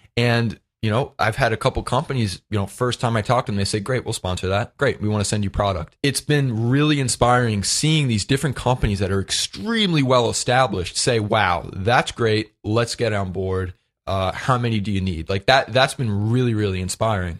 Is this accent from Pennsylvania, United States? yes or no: no; Lindenhurst, New York, United States; my hometown of Lindenhurst, Long Island